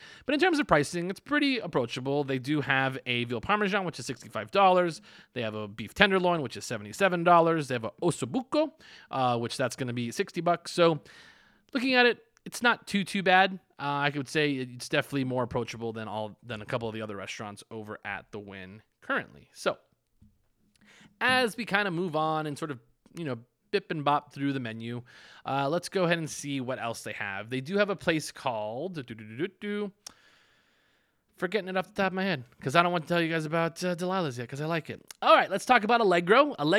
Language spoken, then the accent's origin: English; West Coast, United States; I think maybe because I'm from the West Coast.